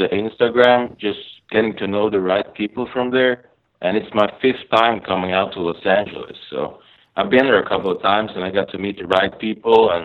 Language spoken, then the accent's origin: English; Borås, Västra Götaland, Sweden; now in California, United States; I grew up in a city called Borås. It's like an hour away from Gothenburg